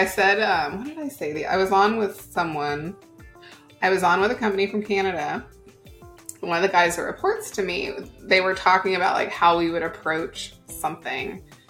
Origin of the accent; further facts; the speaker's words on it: Oklahoma, United States; I grew up in Oklahoma and am Cherokee Indian. So I, Native American, not Indian, whatever. You know, that's how I grew up.